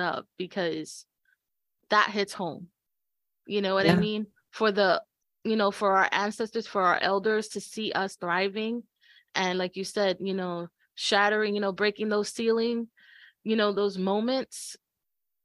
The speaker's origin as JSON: {"language": "English", "region": "New York", "country": "United States", "said": "We're from New York"}